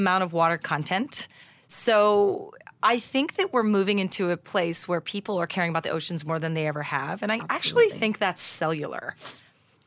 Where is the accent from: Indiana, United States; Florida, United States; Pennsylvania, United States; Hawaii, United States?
Hawaii, United States; Haleiwa; moved away; I was born and raised in Hawaii.